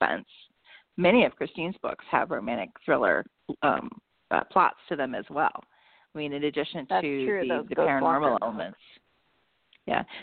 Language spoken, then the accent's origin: English; Baltimore, Maryland, United States; moved away as an adult; also born or lived in Cincinnati, Ohio; I grew up in the Baltimore area